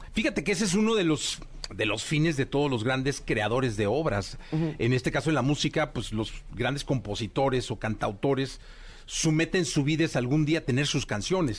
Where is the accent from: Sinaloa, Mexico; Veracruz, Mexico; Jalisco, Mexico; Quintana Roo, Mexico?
Jalisco, Mexico; Guadalajara; soy de Guadalajara